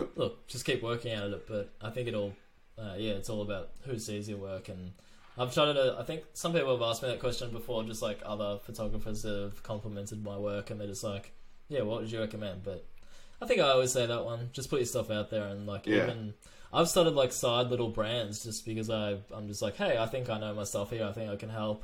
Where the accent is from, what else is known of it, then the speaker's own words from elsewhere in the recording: Melbourne, Victoria, Australia; I've pretty much, always been in Melbourne